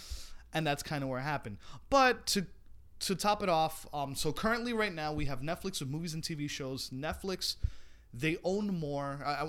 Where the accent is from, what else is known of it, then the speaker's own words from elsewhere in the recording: New York City, New York, United States; We're from the Bronx.